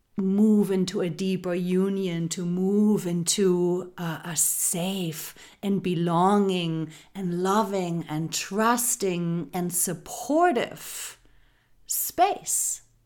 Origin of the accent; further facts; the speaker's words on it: Germany; growing up in Germany. This is where I grew up. Um, I was raised and born there.